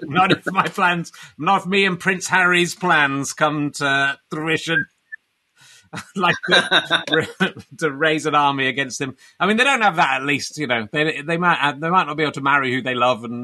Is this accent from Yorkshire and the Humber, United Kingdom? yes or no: yes; Pocklington, Yorkshire and the Humber, United Kingdom; I'm from Pocklington, which is near York